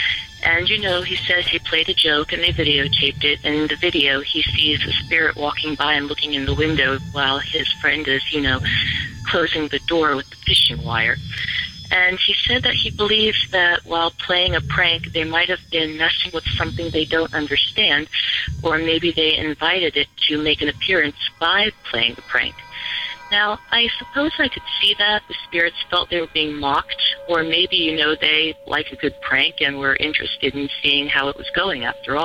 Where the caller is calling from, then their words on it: Virginia Beach, Virginia, United States; This is …, and I'm calling from Virginia Beach, Virginia.